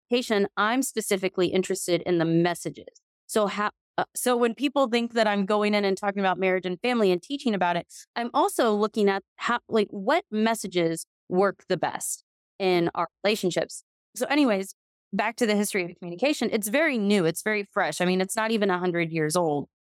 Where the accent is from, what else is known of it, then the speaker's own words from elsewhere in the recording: Texas, United States; I'm from Texas